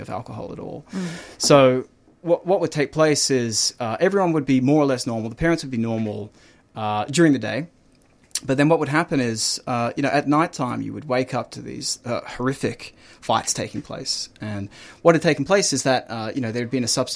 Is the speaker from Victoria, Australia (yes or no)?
yes; Melbourne, Victoria, Australia; I grew up in Melbourne. I grew up in Ivanhoe